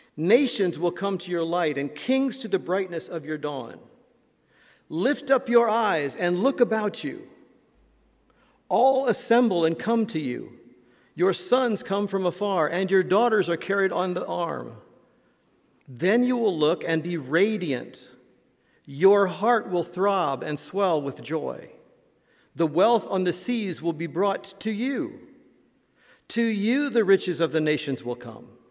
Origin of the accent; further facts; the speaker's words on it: Indiana, United States; moved away; my home state of Indiana